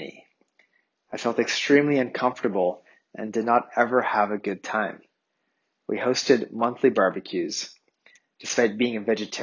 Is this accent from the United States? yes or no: no; Canada; My parents immigrated to Canada months before I was born.